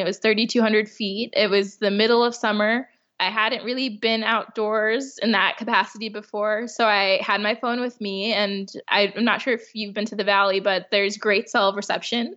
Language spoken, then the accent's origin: English; Chicago, Illinois, United States; moved away as an adult; now in California, United States; being from the Midwest. I'm from Chicago.